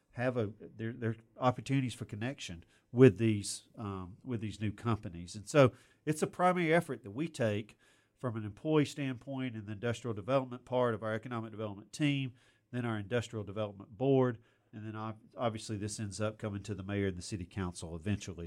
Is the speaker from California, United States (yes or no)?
no; Auburn, Alabama, United States; when I was growing up in Auburn